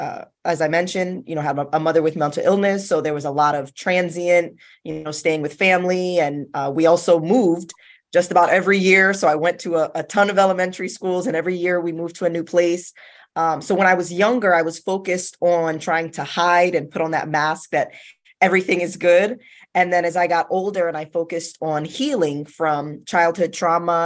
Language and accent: English; South Florida, United States; I was born and raised in South Florida.